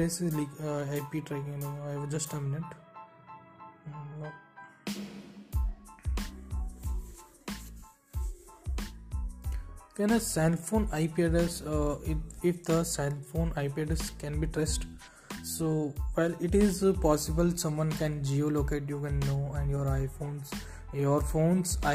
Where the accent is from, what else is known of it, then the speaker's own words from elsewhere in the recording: Bikaner, Rajasthan, India; I am from Bikaner, Rajasthan